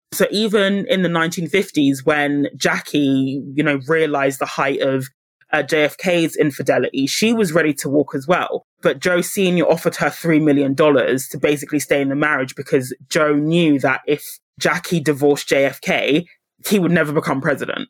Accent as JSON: {"language": "English", "country": "United Kingdom", "said": "I say this as a Brit"}